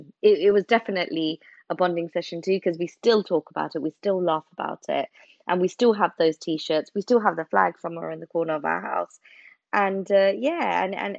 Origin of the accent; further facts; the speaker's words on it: England, United Kingdom; I'm a British Bangladeshi.